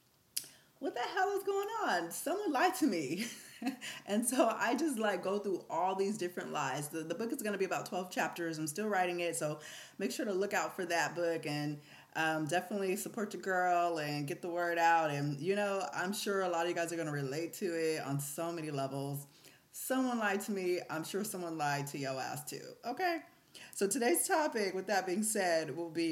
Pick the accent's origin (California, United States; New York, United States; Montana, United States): California, United States; the Bay Area; I'm from the Bay